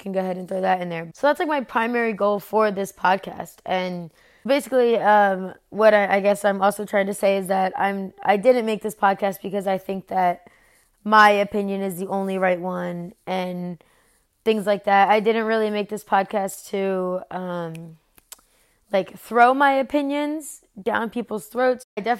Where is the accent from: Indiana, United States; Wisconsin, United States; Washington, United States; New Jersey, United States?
New Jersey, United States; moved away as an adult; now in North Carolina, United States; I was born and raised in South Jersey, right over the bridge from Philadelphia. I Now, though, I live in North Carolina.